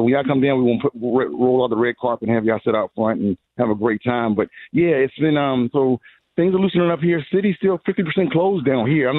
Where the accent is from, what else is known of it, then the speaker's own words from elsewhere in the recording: Virginia, United States; now in Richmond, United States; I'm from the 757